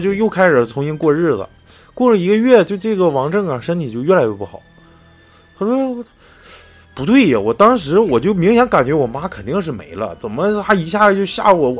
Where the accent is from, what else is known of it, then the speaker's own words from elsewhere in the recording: Northeast China, China; 他就是咱们东北人嘛